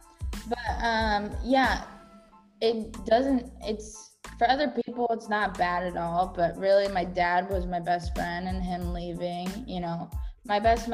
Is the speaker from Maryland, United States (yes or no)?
no; Orange County, California, United States; I'm from Orange County